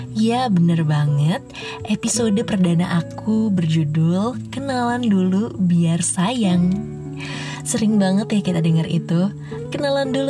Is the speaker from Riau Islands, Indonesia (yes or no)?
no; Jakarta, Indonesia; born there; now in Bogor, Indonesia; Aku lahir di Jakarta 13 Agustus 2000.